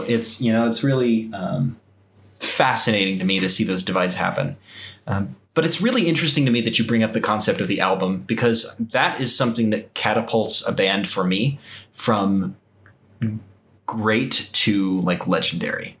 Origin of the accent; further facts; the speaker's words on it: Texas, United States; moved away; growing up in Texas, I was exposed to a lot of country western music